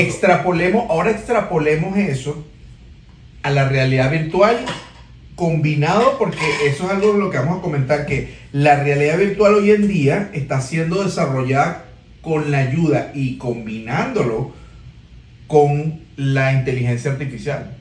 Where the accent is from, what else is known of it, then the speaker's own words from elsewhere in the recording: Venezuela; somos venezolanos